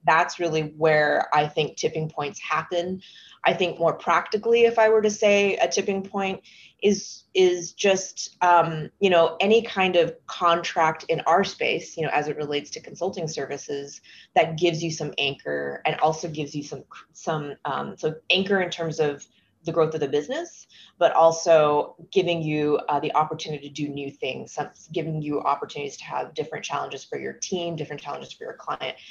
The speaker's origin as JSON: {"language": "English", "region": "Texas", "country": "United States", "moved": "yes", "said": "I'm originally from Texas"}